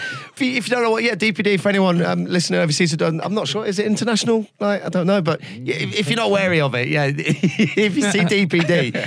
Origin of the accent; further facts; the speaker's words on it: Leicester, East Midlands, United Kingdom; It's my hometown. Is it? Yeah. I was born in Leicester Royal.